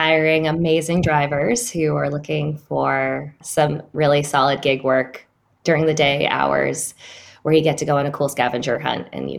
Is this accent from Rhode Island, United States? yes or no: no; Massachusetts, United States; moved away; I'm from Massachusetts